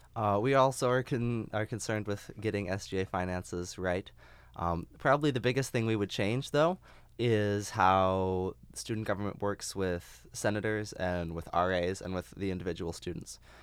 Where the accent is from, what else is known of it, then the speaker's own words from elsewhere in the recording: Phoenix, Arizona, United States; moved away; I'm from Phoenix, Arizona